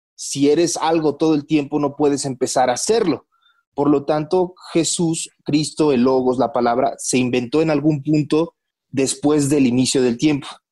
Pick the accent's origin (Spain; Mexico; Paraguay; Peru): Mexico